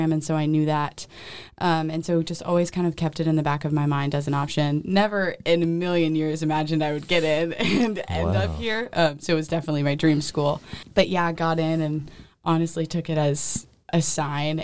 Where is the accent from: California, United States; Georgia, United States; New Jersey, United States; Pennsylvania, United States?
Georgia, United States; Marietta; moved away as an adult; also born or lived in Michigan; now in Nashville, United States; I grew up in Marietta, which is a suburb of Atlanta